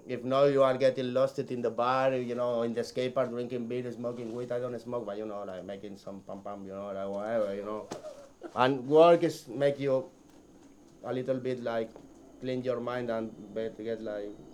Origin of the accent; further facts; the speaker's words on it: Barcelona, Catalonia, Spain; English is a second language; from Barcelona